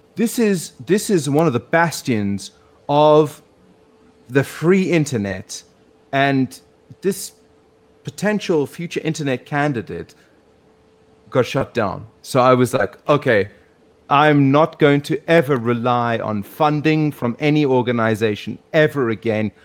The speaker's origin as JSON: {"language": "English", "country": "South Africa", "tie": "born or raised there", "moved": "as an adult", "lives_now": "Hong Kong", "said": "growing up in South Africa"}